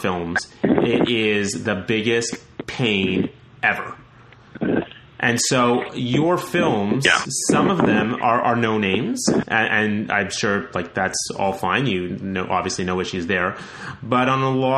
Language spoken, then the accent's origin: English; Canada; I'm Canadian